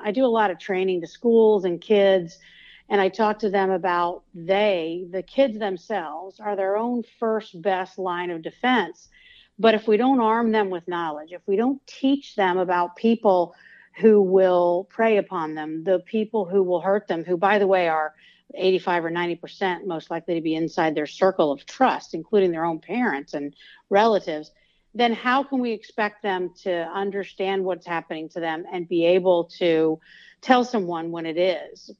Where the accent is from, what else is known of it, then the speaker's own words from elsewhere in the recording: Georgia, United States; I'm from Georgia, and I was at the University of Georgia at the time